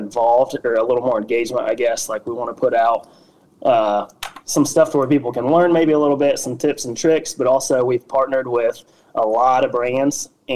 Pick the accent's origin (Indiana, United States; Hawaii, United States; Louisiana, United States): Indiana, United States; Wabash; also born or lived in North Carolina / South Carolina; I had worked for a small factory here in Wabash, Indiana, which is my hometown